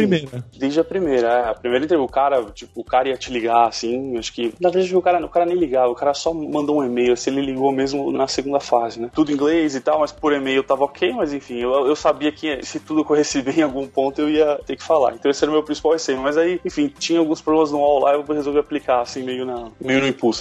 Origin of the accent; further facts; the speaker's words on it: São Paulo, Brazil; moved away as an adult; now in Seattle, United States; eu sou de São Paulo, morei, morei a vida toda em São Paulo, me mudei, mudei pra Seattle